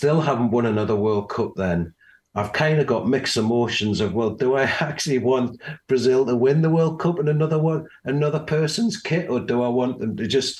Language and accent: English; England, United Kingdom; with us being English